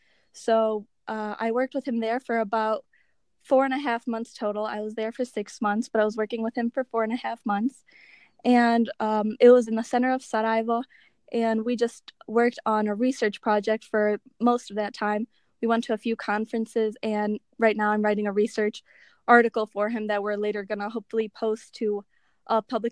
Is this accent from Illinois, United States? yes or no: yes; Chicago, Illinois, United States; also born or lived in Iowa City; I'm from Chicago. I was born and raised here, but I go to the University of Iowa in Iowa City now